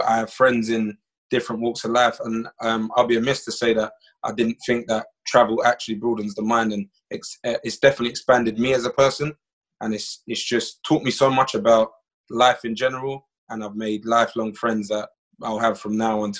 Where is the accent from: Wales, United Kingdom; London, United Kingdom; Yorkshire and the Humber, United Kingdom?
London, United Kingdom; moved away as an adult; also born or lived in United States; now in Iceland; I was born in London, England. I am 29 years old. I was raised in England, and then I moved to America when I was 18 for college, and now currently I'm living in Iceland.